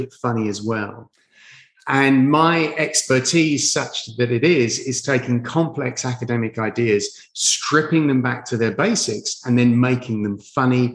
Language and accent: English; London, United Kingdom; moved away as an adult; also born or lived in Orlando; I'm from London.